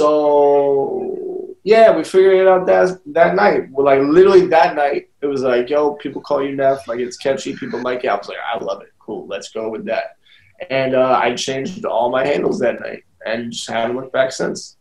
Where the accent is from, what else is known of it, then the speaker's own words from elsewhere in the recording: Louisiana, United States; I'm from Louisiana